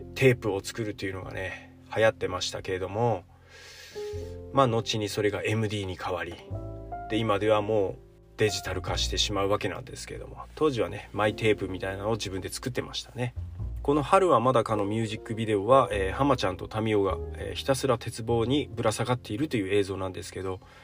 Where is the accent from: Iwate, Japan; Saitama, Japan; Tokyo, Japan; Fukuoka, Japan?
Iwate, Japan; Shiwa; now in Takachiho, Japan; 僕の地元岩手県紫波町というところ